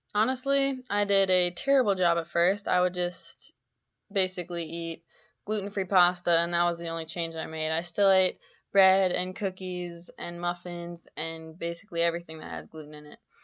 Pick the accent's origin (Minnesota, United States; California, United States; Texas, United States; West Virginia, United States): Minnesota, United States; Minneapolis–Saint Paul; moved away as an adult; now in Grand Forks, United States; I'm from the Twin Cities in Minnesota.